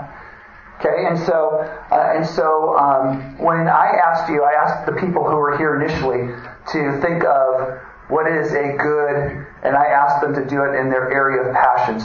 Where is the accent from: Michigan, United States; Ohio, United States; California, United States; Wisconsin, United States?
Wisconsin, United States; moved away as an adult; also born or lived in Louisville; I grew up in Wisconsin